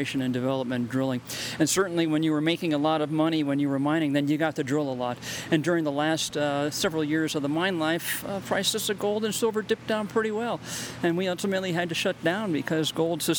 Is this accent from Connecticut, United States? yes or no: no; New Jersey, United States; moved away as an adult; I grew up in New Jersey